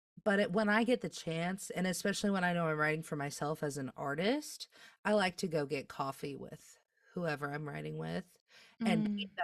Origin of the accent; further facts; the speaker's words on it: Midwest, United States; I feel like as a Midwesterner, you can probably relate to this.